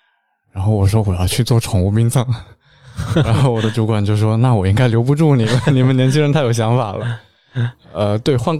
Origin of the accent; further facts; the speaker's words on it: Jiangsu, China; 啊，我是江苏的，